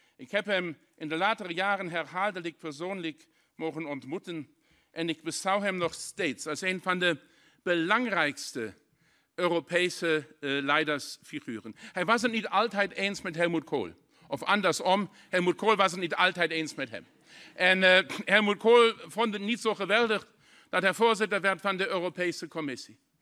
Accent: Saarlouis, Saarland, Germany; Dutch is a second language; Ik kom persoonlijk uit de grensstreek in Saarland

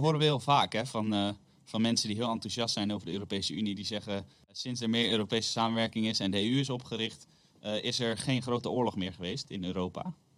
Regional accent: Netherlands; als Nederlanders

